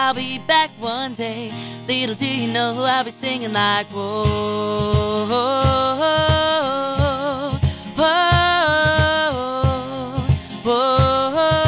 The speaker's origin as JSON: {"language": "English", "town": "Londonderry", "region": "New Hampshire", "country": "United States", "tie": "born or raised there", "said": "Who's your hometown? Londonderry."}